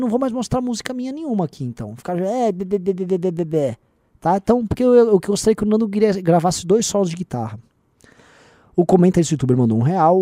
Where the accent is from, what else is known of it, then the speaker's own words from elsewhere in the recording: Brazil; Nós somos brasileiros, antes de tudo